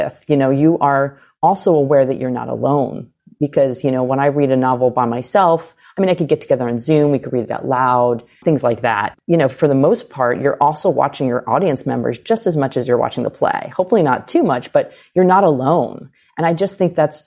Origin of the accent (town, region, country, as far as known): United States